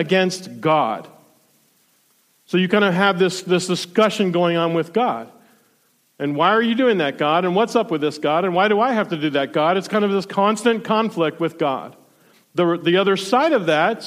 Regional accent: South Florida, United States; now in Ohio, United States; I grew up in South Florida

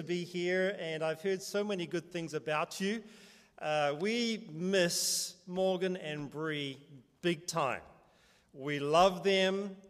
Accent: New Zealand; now in California, United States; Yes, I'm from New Zealand. Is the accent okay? You know, it's funny, because you can't really control an accent, right? It just is what it is. And but we've lived here a total of 15 years in California.

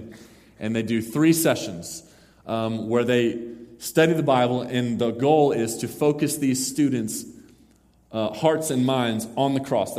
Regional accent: Mesquite, Texas, United States; we went to Mesquite, Texas, my hometown

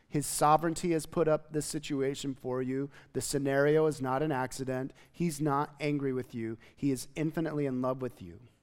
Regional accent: United States; as an American Christian

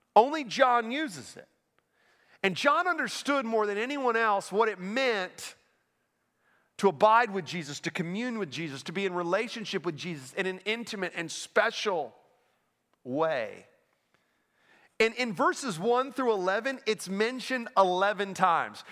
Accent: Orlando, Florida, United States; moved away as an adult; also born or lived in Pennsylvania / Naples, Florida; now in Winston-Salem, United States; I grew up in Orlando

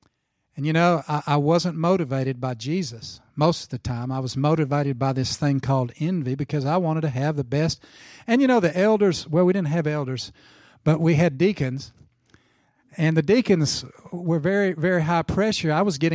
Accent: Tulsa, Oklahoma, United States; You know, I grew up in Tulsa, Oklahoma, as a young boy.

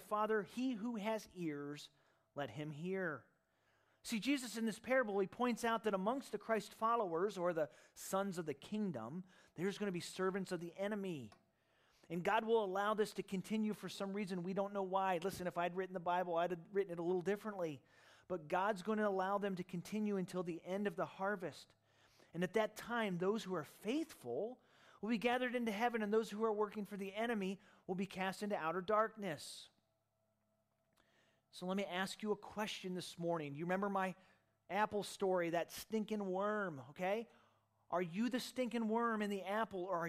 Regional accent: Michigan, United States; also born or lived in Ohio; after I moved from Ohio at the apple tree, my high school years were spent in Michigan

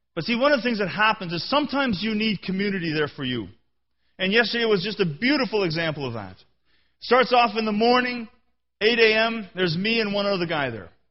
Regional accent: Canada; I'm a Canadian.

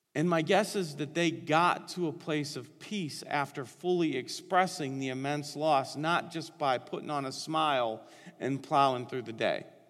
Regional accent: Northeastern Ohio, United States; I was born and raised in Northeastern Ohio

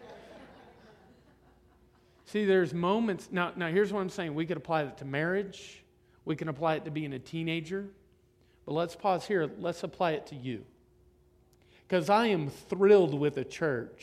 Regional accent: Florida, United States; I'm from Florida

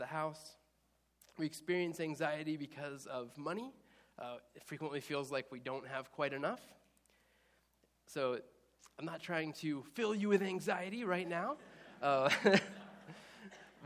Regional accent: Indiana, United States; moved away as an adult; also born or lived in Easton, Maryland; I grew up in Indiana

